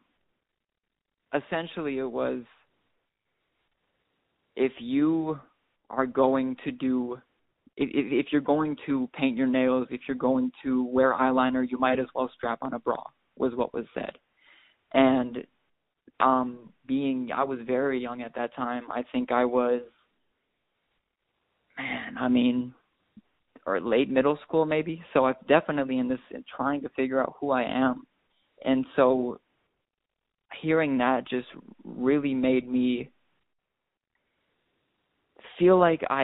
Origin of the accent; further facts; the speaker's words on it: Wisconsin, United States; also born or lived in Milwaukee; growing up in Wisconsin